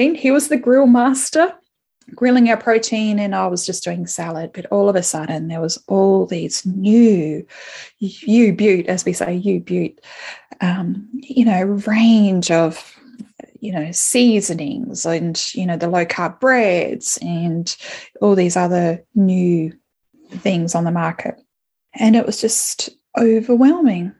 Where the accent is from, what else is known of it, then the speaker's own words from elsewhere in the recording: Adelaide, South Australia, Australia; moved away as an adult; now in Melbourne, Australia; I'm living in Melbourne, and I haven't lived in Melbourne before, my hometown is Adelaide